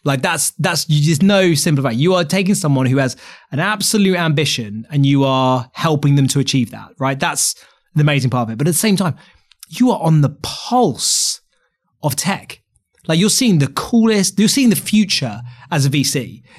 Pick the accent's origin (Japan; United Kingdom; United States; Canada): United Kingdom; England; I mean, look, I'm so English and ignorant about these things.